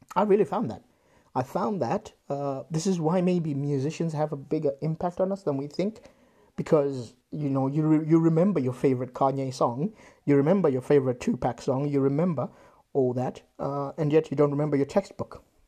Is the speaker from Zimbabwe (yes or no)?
yes; Zimbabwe; moved away; I grew up in Zimbabwe